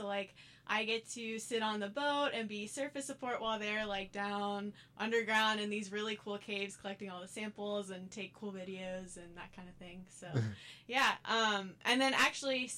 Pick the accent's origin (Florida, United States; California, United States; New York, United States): Florida, United States; Pensacola; I am originally from Pensacola, Florida, but I came to USF because I knew it was a research university